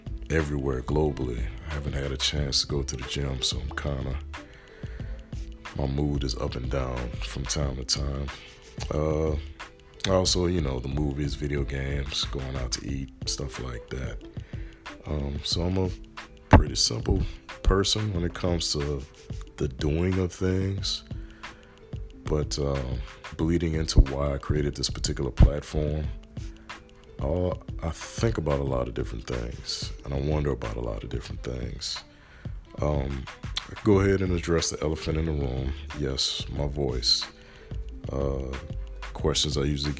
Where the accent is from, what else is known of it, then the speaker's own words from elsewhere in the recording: New Orleans, Louisiana, United States; moved away; also born or lived in Marrero (Woodmere), Louisiana / Tennessee / California / Washington; I was born and raised down in New Orleans, Louisiana